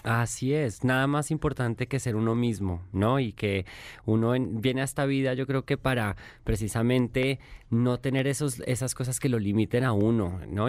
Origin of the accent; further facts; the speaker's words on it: Colombia; accent: Colombian; moved away as an adult; now in Mexico; Vivo aquí hace seis años aunque no pierdo mi acento colombiano